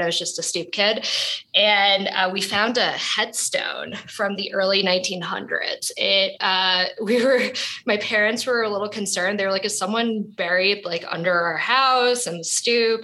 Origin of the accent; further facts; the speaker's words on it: New York City, New York, United States; So I was born and raised in Brooklyn, New York